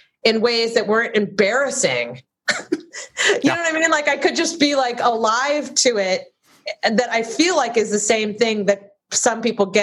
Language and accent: English; Cleveland, Ohio, United States; moved away as an adult; now in Los Angeles, United States; growing up in Cleveland